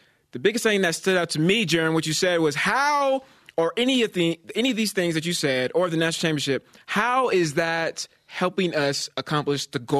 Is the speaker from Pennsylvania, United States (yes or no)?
no; Bay Area, California, United States; moved away; growing up in the Bay Area